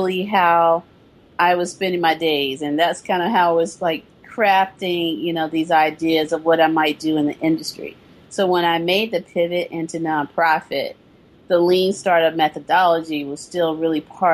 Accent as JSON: {"language": "English", "region": "the South", "country": "United States", "tie": "born or raised there", "also_born_or_lived": "East Coast / San Francisco Bay Area", "moved": "yes", "lives_now": "San Francisco, United States", "said": "I'm from the South, so I still consider myself a Southern girl. You know, Southern born, true and true."}